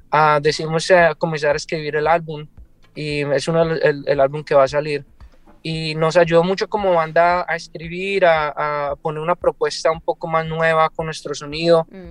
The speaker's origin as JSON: {"language": "Spanish", "country": "Colombia", "also_born_or_lived": "California", "moved": "yes", "lives_now": "Seattle, United States", "said": "yo soy de Colombia"}